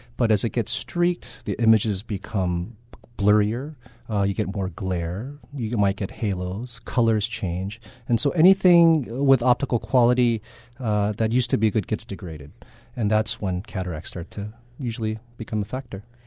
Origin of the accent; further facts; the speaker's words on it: Kaneohe, Hawaii, United States; also born or lived in Berkeley, California / Loma Linda, California / Boston, Massachusetts; I'm from Kanioi